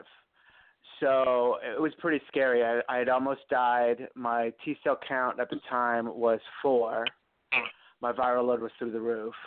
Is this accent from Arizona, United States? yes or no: yes; Phoenix, Arizona, United States; moved away as an adult; also born or lived in Little Rock, Arkansas / West Hollywood, California; now in New York City, United States; I grew up in Phoenix, Arizona, and I moved